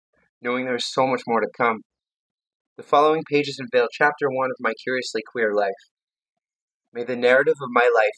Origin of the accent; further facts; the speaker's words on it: London, Ontario, Canada; I was born on March 17, 1980, at 7:21 a.m. in a small hospital in London, Ontario.